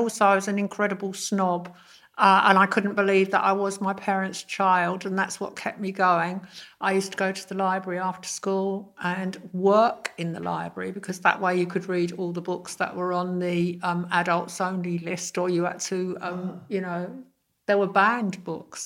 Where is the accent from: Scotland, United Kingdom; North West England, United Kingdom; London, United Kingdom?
London, United Kingdom; I grew up in Fulham